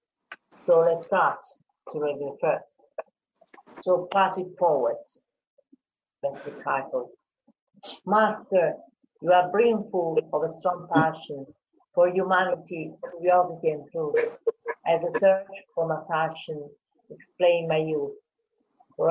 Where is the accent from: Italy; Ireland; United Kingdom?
Italy; English is a second language; also born or lived in Tuscany; I'm Italian. I'm speaking to you from Tuscany. I live near Florence.